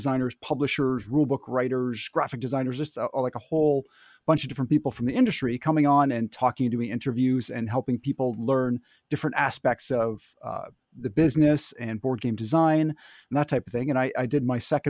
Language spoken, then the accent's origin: English; Canada; I don't have an accent. What are you talking about? I'm Canadian.